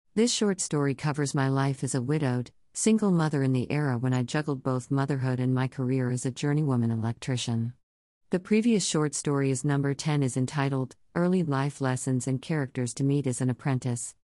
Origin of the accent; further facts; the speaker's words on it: Coos Bay, Oregon, United States; moved away as an adult; now in New York City, United States; I was born and raised out in Coos Bay slash North Bend, Oregon. Despite being here in New York since I was 19 years old